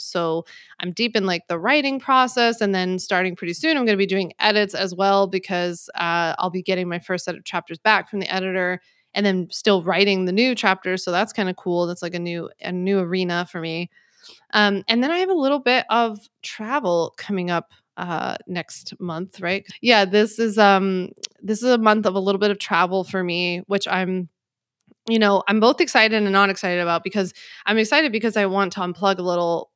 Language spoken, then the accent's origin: English; Philadelphia, Pennsylvania, United States; now in Long Island, United States; I grew up in Philly